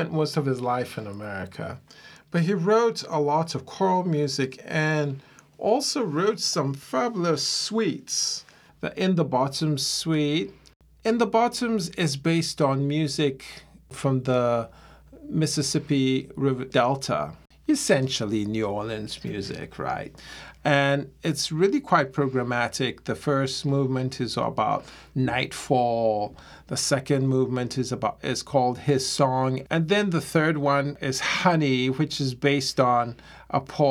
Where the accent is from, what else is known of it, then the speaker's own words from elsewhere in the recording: Ghana; moved away; also born or lived in United States; When I was growing up in Ghana